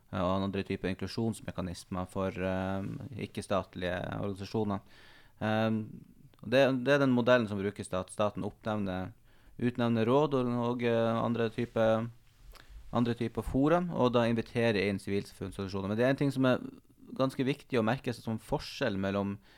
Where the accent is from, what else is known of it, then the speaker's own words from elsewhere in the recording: Northern Norway, Norway; also born or lived in Tromsø; det her store landet som ligger for så vidt nærmere der jeg kommer fra, enn Oslo gjør